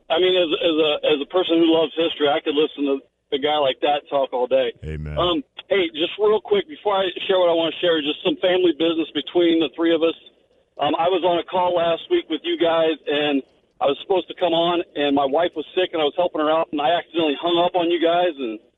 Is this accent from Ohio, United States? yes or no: yes; Cincinnati, Ohio, United States; I grew up in I grew up in Cincinnati